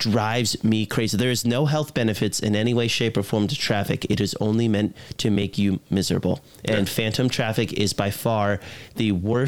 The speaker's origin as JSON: {"language": "English", "region": "Virginia", "country": "United States", "tie": "born or raised there", "said": "I grew up in Virginia"}